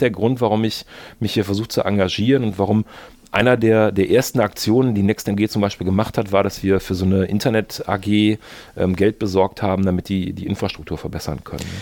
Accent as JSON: {"language": "German", "town": "Mönchengladbach", "region": "North Rhine-Westphalia", "country": "Germany", "tie": "born or raised there", "also_born_or_lived": "Bonn", "moved": "as an adult", "said": "ich bin natürlich in Mönchengladbach geboren"}